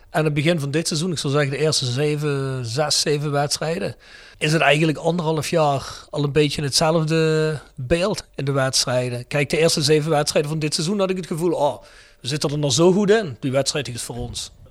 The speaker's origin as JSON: {"language": "Dutch", "town": "Apeldoorn", "region": "Gelderland", "country": "Netherlands", "moved": "yes", "lives_now": "Helmond, Netherlands", "said": "ik kom uit oh, Apeldoorn."}